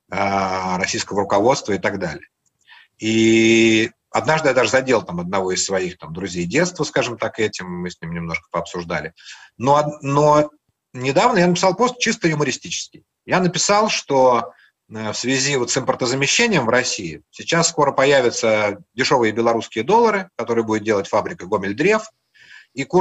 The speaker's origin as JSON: {"language": "Russian", "country": "Latvia", "said": "Я говорил, что я из Латвии."}